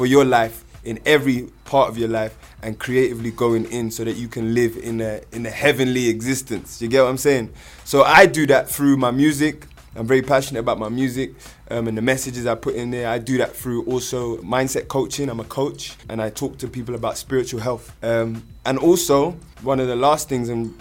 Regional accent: London, United Kingdom; I'm here, I'm from London, I'm here in Kenya

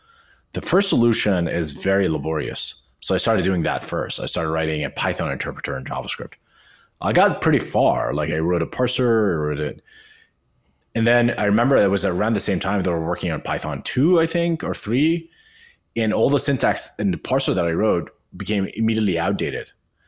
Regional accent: Amman, Amman Governorate, Jordan; English is a second language; moved away as an adult; now in New York, United States; I came from Amman, Jordan to New York in 2012 to work at Code Academy

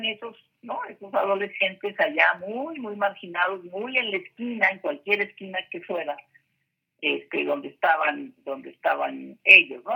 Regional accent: Ciudad Obregón, Sonora, Mexico; moved away as an adult; now in Mexico City, Mexico; yo soy de Sonora, eh, de una ciudad de ciudad Obregón, Sonora, una ciudad bastante conservadora

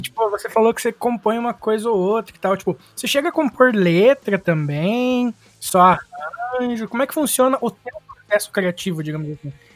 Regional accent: Paraná, Brazil; a gente é do Paraná

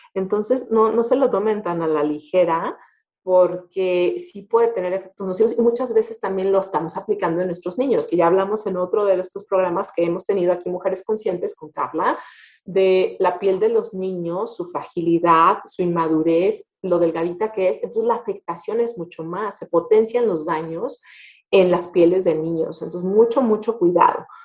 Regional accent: Mexico; como mexicanos

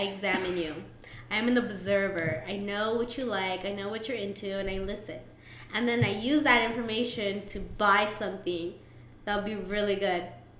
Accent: Mexico; I was Mexican.

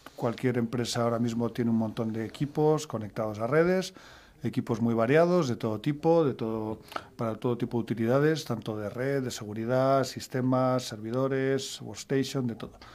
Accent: Madrid, Community of Madrid, Spain; yo soy de Madrid

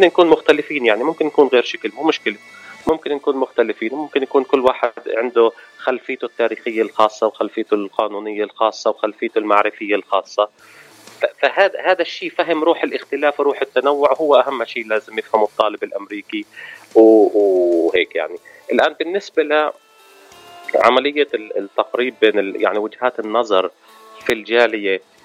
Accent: Ramallah, West Bank, Palestine; moved away as an adult; also born or lived in Jordan / San Francisco / New York; now in United States; أنا من من فلسطين آه المولد في مدينة رام الله

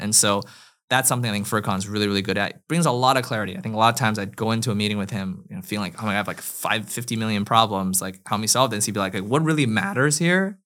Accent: China; moved away; also born or lived in Canada / United States; I grew up in China and then moved to Canada and then went to the U S for school

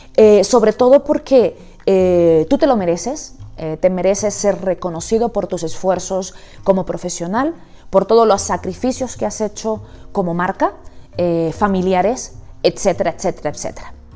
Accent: Canary Islands, Spain; moved away as an adult; also born or lived in Amsterdam, Netherlands / United States / Barcelona / Madrid; now in Bogotá, Colombia; soy española, he, vivido, he trabajado y vivido en Barcelona, Madrid y por supuesto en las Islas Canarias, de donde soy, y ahora en Bogotá

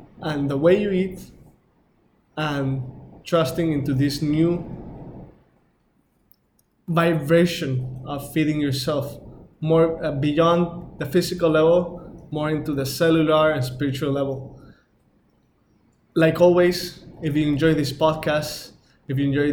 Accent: Mexico; I'm from Mexico

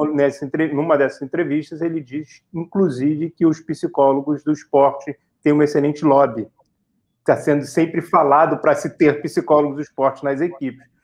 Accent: Rio de Janeiro, Brazil; nós dois somos do Rio de Janeiro

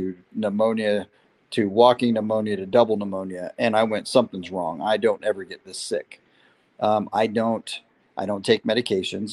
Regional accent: San Diego, California, United States; also born or lived in Las Vegas, Nevada; I was born in Vegas. I've been a racer my entire life. I was conceived at a racetrack. I was born at a racetrack. And my dad, being in the Navy, retired out of San Diego. So I spent a lot of time between the Valley in Vegas and the oceans in Southern California. And I would consider San Diego more my home than Las Vegas

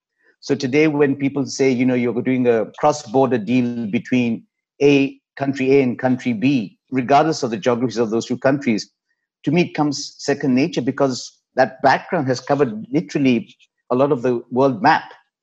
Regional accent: Nigeria; moved away as an adult; also born or lived in United Kingdom; now in Dubai, United Arab Emirates; My late parents were from Pakistan. I grew up in African Nigeria, then went to the UK for higher education, then joined the Japanese in the UK.

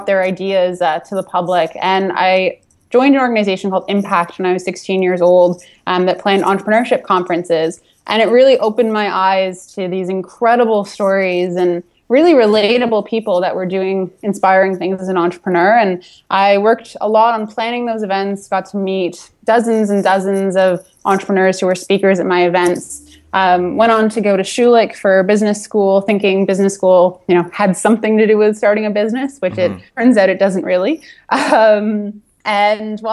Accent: Toronto, Ontario, Canada; I'm from Toronto

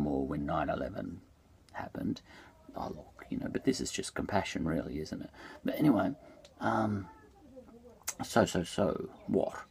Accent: Australia; I'm an Australian

